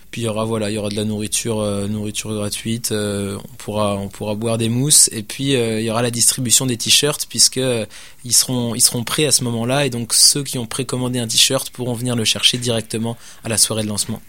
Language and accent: French; France; now in Quebec City, Canada; Étant donné que je suis français, j'avais, j'avais des connaissances, euh, des connaissances en France